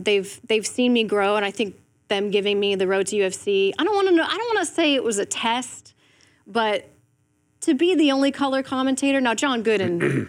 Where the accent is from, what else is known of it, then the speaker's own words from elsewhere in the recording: Ireland; I'm from Ireland, like, you don't know me, but I love what you're doing